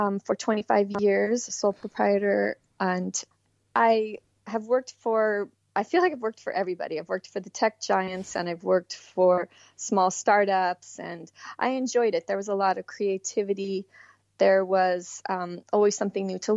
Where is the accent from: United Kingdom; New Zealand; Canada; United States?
United States; Southern California; also born or lived in Phoenix, Arizona; now in Half Moon Bay, United States; I was born in Phoenix, but we moved to Southern California when I was quite young